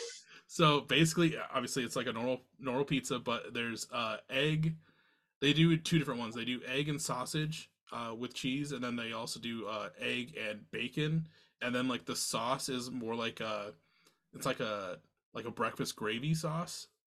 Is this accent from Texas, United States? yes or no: no; Iowa, United States; I'm from Iowa